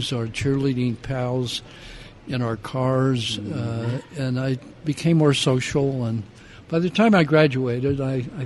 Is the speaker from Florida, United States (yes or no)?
no; Salt Lake City, Utah, United States; as I grew up, everything in Salt Lake City affected me